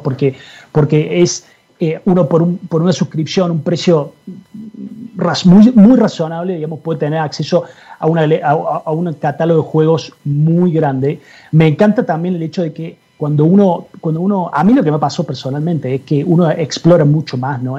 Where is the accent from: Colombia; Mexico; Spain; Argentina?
Argentina; moved away; soy, soy argentino, quizás se dieron cuenta. Eh, en Argentina cuando era cuando estaba ahí, eh, digamos, cuando era mucho más chico